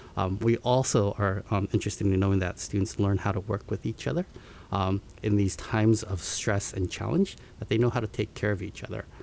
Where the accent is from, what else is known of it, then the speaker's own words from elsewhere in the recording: Seattle, Washington, United States; also born or lived in Tokyo, Japan; I was born in Tokyo and moved to um, Seattle when I was six years old with my parents